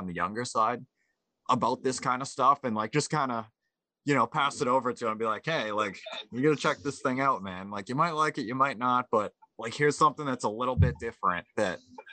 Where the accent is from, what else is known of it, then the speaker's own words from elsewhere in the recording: Tewksbury, Massachusetts, United States; I'm from Tewksbury